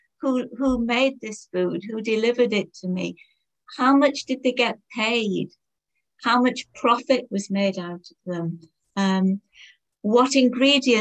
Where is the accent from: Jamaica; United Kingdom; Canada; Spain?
United Kingdom; Durham, North East England; where I grew up in Durham